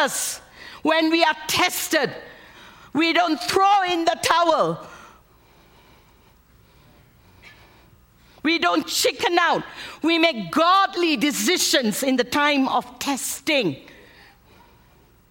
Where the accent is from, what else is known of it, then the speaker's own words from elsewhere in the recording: Malaysia; moved away as an adult; also born or lived in United States; I'm an American on the outside. But I'm a Malaysian Indian on the inside.